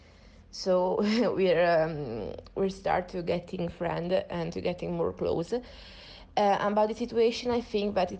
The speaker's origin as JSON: {"language": "English", "country": "Italy", "moved": "as an adult", "lives_now": "Madrid, Spain", "said": "I'm from Italy, but I decided to stay in Madrid for this quarantine"}